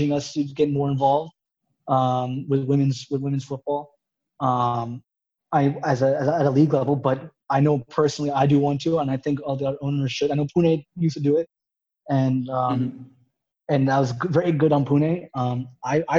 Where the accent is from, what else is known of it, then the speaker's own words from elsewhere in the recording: United States; being an American